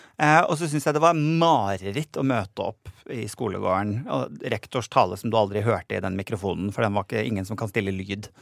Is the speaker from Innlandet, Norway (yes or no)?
no; Nordland, Norway; nordlandsbunaden, fordi det er det jeg har tilhørighet til